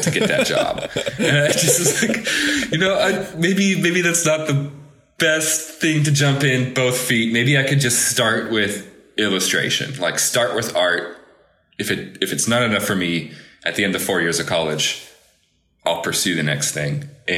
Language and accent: English; Chicago, Illinois, United States; moved away as an adult; growing up in Chicago